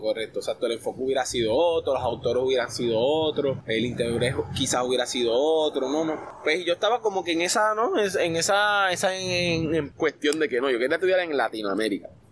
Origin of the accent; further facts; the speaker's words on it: Puerto Rico; also born or lived in Argentina; el ser puertorriqueño